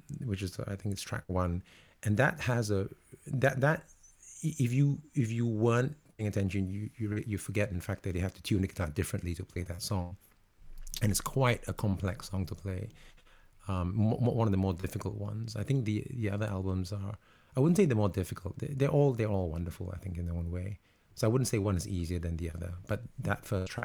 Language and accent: English; Singapore; now in London, United Kingdom; I'm actually originally from Singapore.